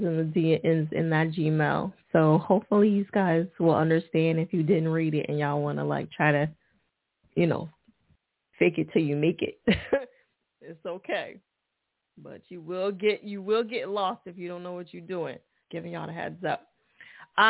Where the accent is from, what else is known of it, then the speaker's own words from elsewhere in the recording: New Jersey, United States; Jersey. All right. Okay. That's my home state